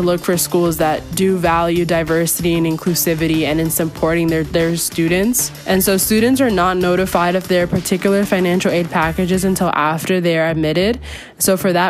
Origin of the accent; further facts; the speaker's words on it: Hudson Valley, New York, United States; I'm from Hudson Valley, New York